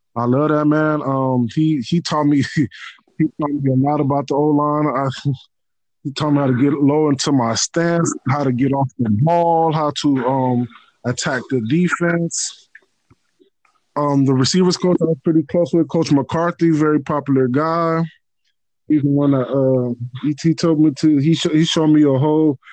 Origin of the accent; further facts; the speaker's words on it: Los Angeles, California, United States; also born or lived in Nigeria / Tallahassee, Florida; I was born in Nigeria, but um, I came to uh, America when I was about two years old. Was raised in uh, Los Angeles, California